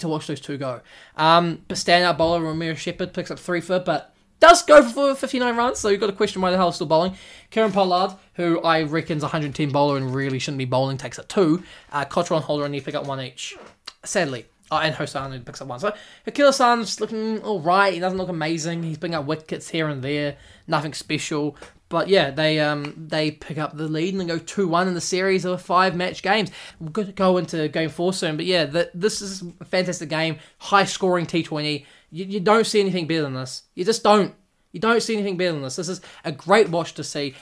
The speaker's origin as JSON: {"language": "English", "country": "New Zealand", "said": "I'm from New Zealand"}